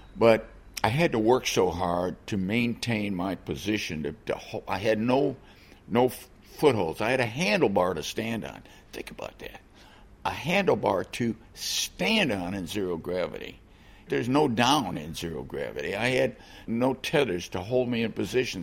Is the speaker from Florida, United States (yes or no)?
no; Chicago, Illinois, United States; I grew up in Chicago